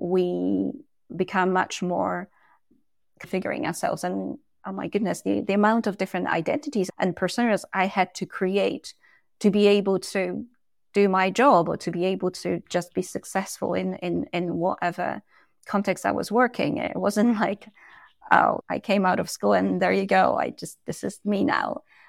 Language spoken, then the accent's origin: English; Poland; And again, I came from Poland and I speak multiple languages, and whichever language I speak, there is a different persona that comes with that as well.